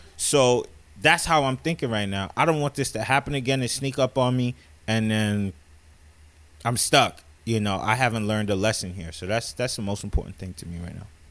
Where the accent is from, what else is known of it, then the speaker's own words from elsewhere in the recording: South Florida, United States; I'm from South Florida